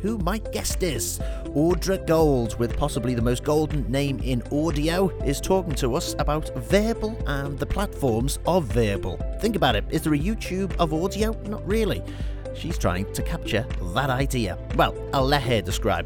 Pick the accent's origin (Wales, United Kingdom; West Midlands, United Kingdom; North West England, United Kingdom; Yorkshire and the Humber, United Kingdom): North West England, United Kingdom; Liverpool; accent: Liverpudlian; my Liverpudlian accent